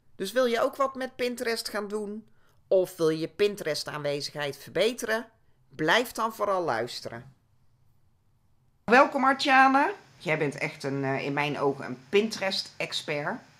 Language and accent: Dutch; North Brabant, Netherlands; ik kom zelf ook uit het Brabantse